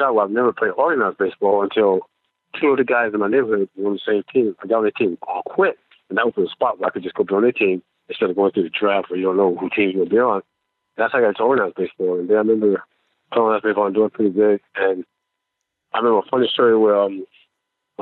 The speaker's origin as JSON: {"language": "English", "town": "Tampa", "region": "Florida", "country": "United States", "tie": "born or raised there", "said": "I grew up in Tampa"}